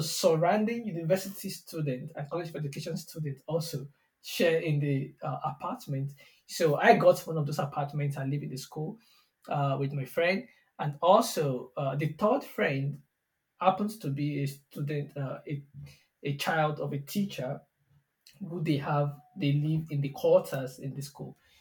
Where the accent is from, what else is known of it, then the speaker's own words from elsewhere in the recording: border town near Benin Republic, southwestern Nigeria, Nigeria; I'm from Nigeria uh, yeah, I, I was born in the south southwestern part of Nigeria. Yeah, I think that's a little bit close to uh, Benin Republic. I was actually born in a border town